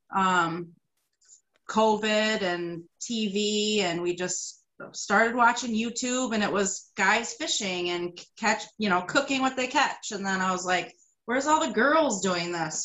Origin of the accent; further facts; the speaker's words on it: Greece, New York, United States; I grew up in Greece.